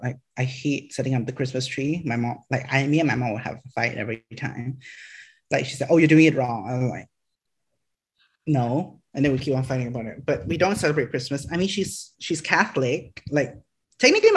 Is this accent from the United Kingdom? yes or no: no; Selangor, Malaysia; also born or lived in Johor Bahru; Selangor, my hometown.